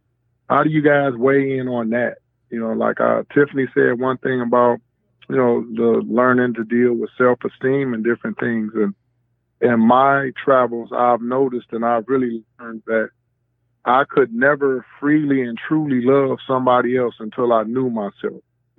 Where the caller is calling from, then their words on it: Brownstown, Michigan, United States; I'm calling from Brownstown, Michigan.